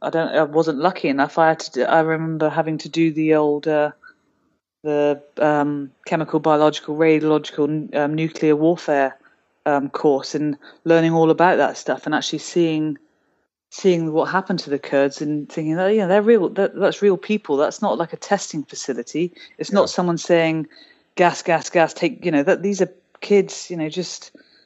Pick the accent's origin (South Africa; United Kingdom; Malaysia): United Kingdom; And I can say that as a Brit, because obviously we've had that happen for quite a few centuries now.